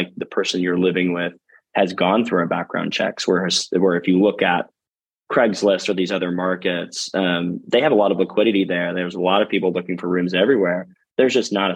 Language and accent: English; Boise, Idaho, United States; moved away; I'm from Boise, Idaho originally